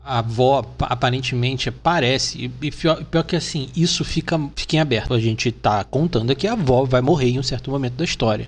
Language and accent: Portuguese; Rio de Janeiro, Brazil; moved away as an adult; now in São Paulo, Brazil; Eu sou carioca